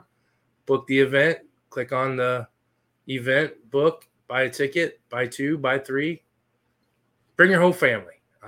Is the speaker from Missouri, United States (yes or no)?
yes; St. Louis, Missouri, United States; we're from St. Louis